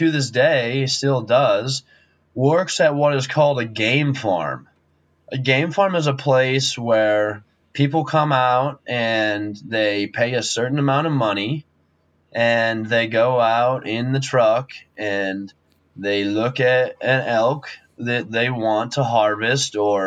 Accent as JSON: {"language": "English", "region": "Wyoming", "country": "United States", "tie": "born or raised there", "said": "I'm from Wyoming, I grew up a rancher"}